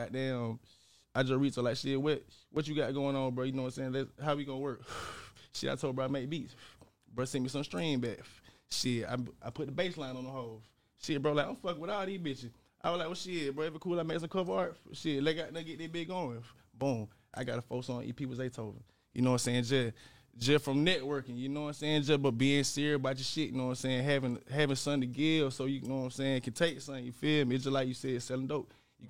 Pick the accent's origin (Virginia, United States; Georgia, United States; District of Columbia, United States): Georgia, United States; Dawson; Man, like I'm from Dawson. Dawson, Georgia, Terra, kind of, you know what I'm saying? Small town, you probably never heard it